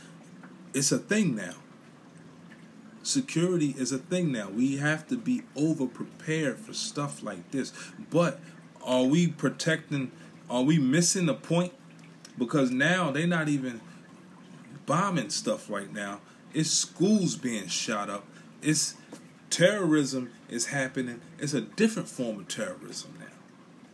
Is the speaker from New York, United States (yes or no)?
yes; New York City, New York, United States; now in Philadelphia, United States; I'm from Brooklyn. I live in Philly